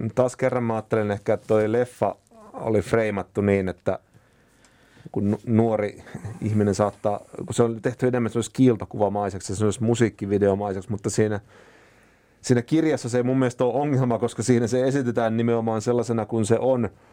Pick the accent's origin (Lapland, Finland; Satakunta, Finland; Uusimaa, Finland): Satakunta, Finland; Huittinen; Huittisissa, mistä mä oon kotoisin